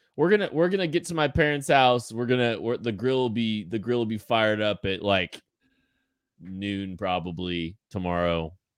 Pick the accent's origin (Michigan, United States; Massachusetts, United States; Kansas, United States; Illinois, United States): Kansas, United States; Eudora; I grew up in Eudora, Kansas